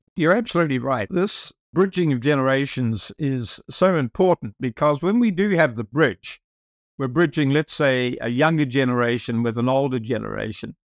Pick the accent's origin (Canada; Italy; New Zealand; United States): New Zealand; South Island; I'm from New Zealand, as you mentioned, and I'm from the South Island, so I'm close to the Antarctic.